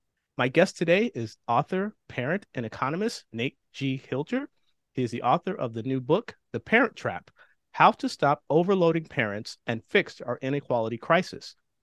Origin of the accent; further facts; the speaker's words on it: Bay Area, California, United States; I'm from the Bay Area.